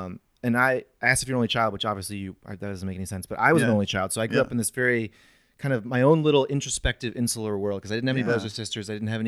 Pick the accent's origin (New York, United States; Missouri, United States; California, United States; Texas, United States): Missouri, United States; St. Louis; I'm from St. Louis, and I like dogs.